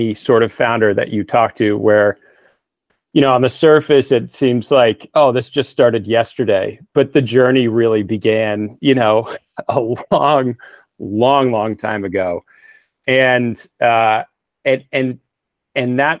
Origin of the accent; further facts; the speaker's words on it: Northeast, United States; moved away as an adult; also born or lived in New York; now in Northern California, United States; I come from the Northeast